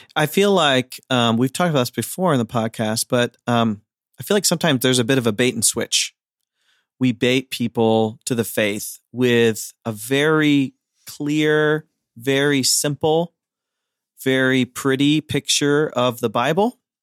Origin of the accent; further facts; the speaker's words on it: Ohio, United States; I'm from Amish country, Ohio